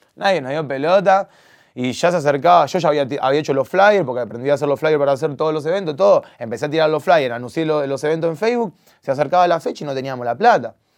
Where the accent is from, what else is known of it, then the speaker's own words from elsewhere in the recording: Argentina; yo soy súper argentino, yo nací acá. Y ya mis papás ya me criaron con ese amor por Argentina